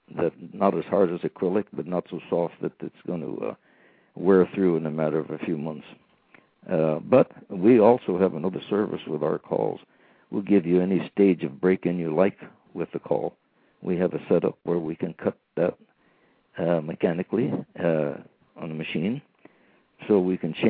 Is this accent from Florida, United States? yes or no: no; Redwood City, California, United States; also born or lived in Paradise, California; I was born and raised in Redwood City, California, between San Jose and San Francisco.